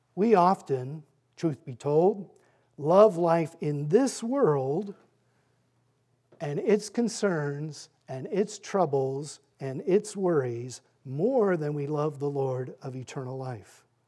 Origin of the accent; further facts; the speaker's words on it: Fairfax, Virginia, United States; also born or lived in Annandale, Virginia; I am a native of Fairfax. I grew up in Fairfax, Annandale, and graduated from W T Woodson High School